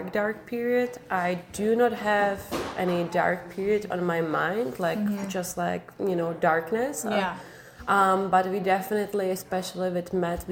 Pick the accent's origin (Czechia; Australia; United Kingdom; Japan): Czechia; moved away as an adult; now in Vancouver Island, Canada; I came here from Czech Republic